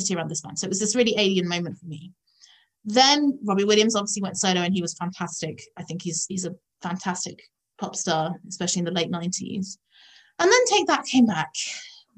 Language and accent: English; Epsom, South East England, United Kingdom; when I was growing up in Epsom